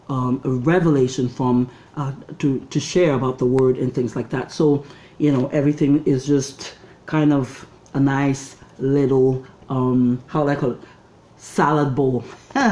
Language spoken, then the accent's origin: English; Nigeria; moved away as an adult; also born or lived in Canada; now in Toronto, Canada; I grew up in Nigeria till I was 20, came to Canada, and lived here for another 20